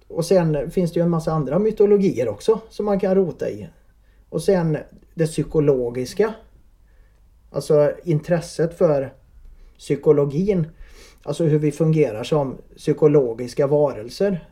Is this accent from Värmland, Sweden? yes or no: yes; Värmland, Sweden; accent: värmländskt; moved away as an adult; now in Vänersborg, Sweden; Jag är från Värmland